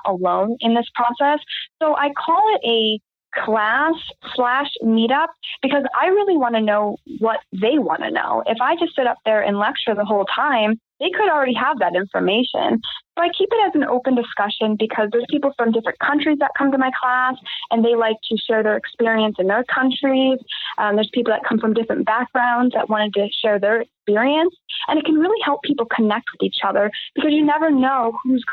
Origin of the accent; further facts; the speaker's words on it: Cleveland, Ohio, United States; moved away as an adult; also born or lived in Southern California; now in Las Vegas, United States; I live here in beautiful Las Vegas, Nevada, but I was born and raised in Cleveland, Ohio